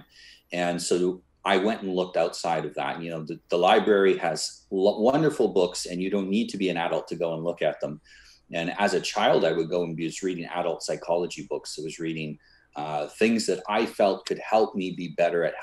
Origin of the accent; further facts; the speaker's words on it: Canada; I was born in Canada, and when I was younger, my family wanted me to be a minister